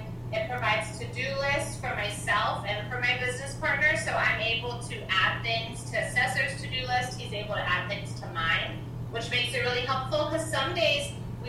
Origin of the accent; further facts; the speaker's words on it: Louisiana, United States; I'm a Cajun, and we have Venezuelan, which pretty much just means we like to party.